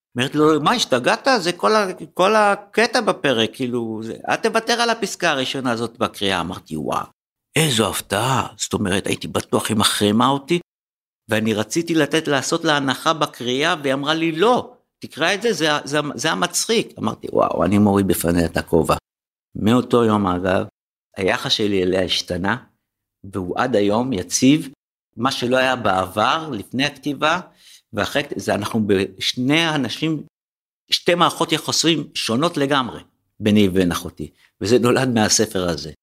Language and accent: Hebrew; Tel Aviv, Tel Aviv District, Israel; שאני חוויתי בתור ילד בשוק הזה